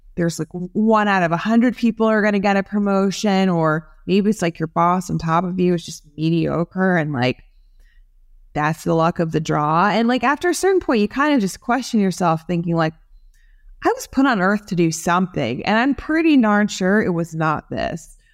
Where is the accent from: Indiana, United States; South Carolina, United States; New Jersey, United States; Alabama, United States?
New Jersey, United States; I grew up in New Jersey